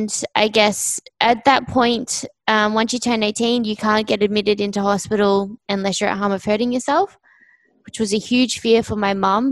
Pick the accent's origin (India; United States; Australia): Australia; I'm from Australia, down south. So when you guys said my accent was deep, it's not. If you go up north, that's where it gets a lot deeper